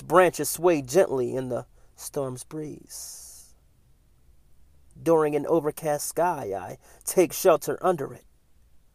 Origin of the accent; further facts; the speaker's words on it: Philadelphia, Pennsylvania, United States; moved away; Philadelphia is my hometown.